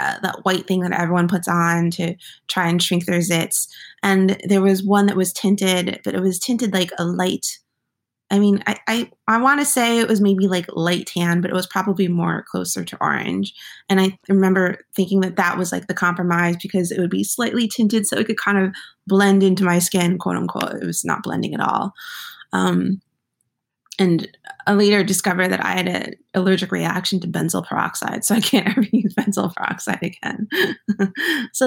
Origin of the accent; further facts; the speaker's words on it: New Jersey, United States; I grew up in New Jersey.